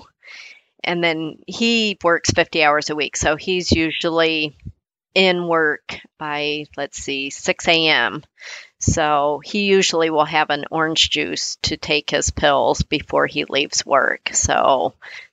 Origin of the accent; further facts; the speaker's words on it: California, United States; I grew up in California